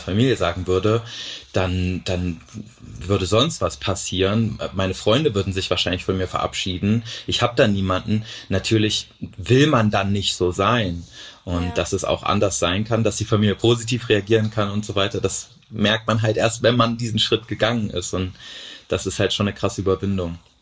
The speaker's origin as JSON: {"language": "German", "region": "Thuringia", "country": "Germany", "moved": "as an adult", "lives_now": "Cologne, Germany", "said": "in Thüringen, wo ich herkomme"}